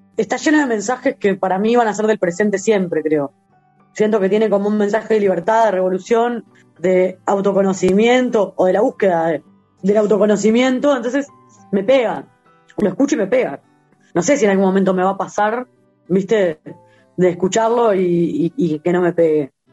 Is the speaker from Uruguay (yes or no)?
yes; Uruguay; yo nací acá